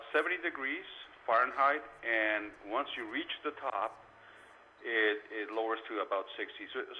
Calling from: Tijuana, Baja California, Mexico; I'm calling from Tijuana, Mexico right now.

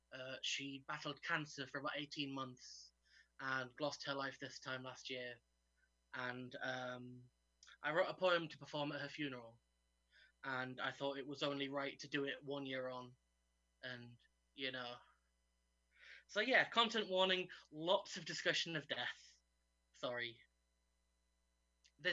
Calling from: York, Yorkshire and the Humber, United Kingdom; I'm zooming in from York today

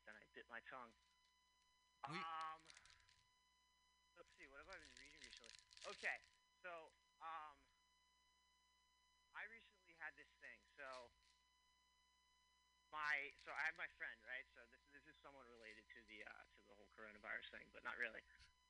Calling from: Philadelphia, Pennsylvania, United States; Philadelphia, Pennsylvania.

